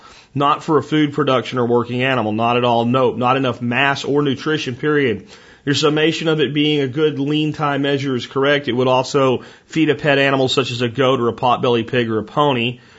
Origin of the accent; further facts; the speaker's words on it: Oklahoma, United States; I grew up in Oklahoma around people who had livestock